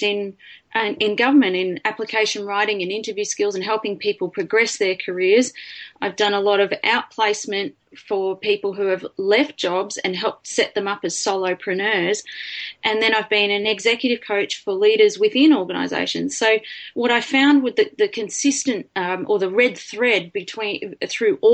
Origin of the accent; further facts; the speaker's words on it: Lismore, New South Wales, Australia; I grew up in Lismore in New South Wales